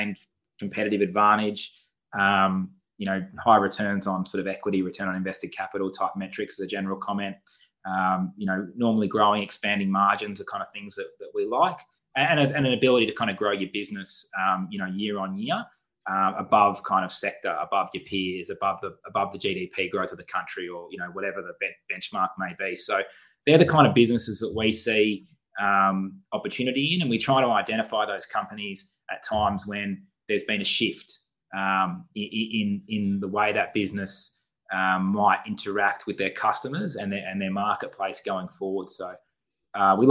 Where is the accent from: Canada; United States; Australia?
Australia; Western Australia; moved away; I'm from Western Australia originally as well